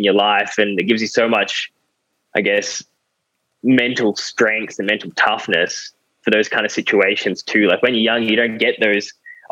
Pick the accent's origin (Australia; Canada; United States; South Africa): Australia; I'm an Aussie through and through.